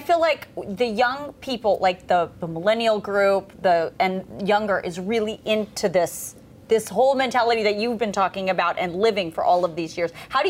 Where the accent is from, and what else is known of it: Los Angeles, California, United States; born or raised there